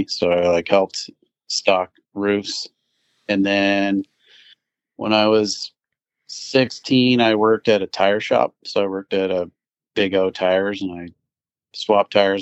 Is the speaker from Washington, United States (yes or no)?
yes; Kirkland, Washington, United States; also born or lived in Mesa, Arizona; I was born in Mesa, Arizona, and pretty much moved when I was a pretty young child up to Washington, so been living in Washington, Kirkland, Washington for my whole life